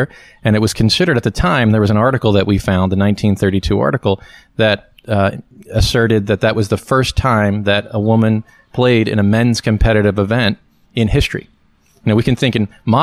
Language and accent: English; Philadelphia, Pennsylvania, United States; my personal background is I was born and raised in East Falls